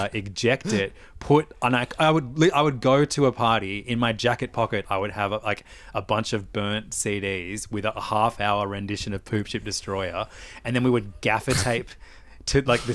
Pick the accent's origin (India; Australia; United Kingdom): Australia; Sydney, New South Wales; I grew up in Normanhurst and then Wurunga and Waitara